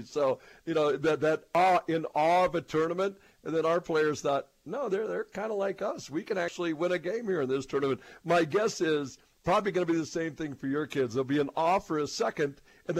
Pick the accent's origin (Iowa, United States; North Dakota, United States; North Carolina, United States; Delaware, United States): North Dakota, United States; Williston; growing up in Williston, North Dakota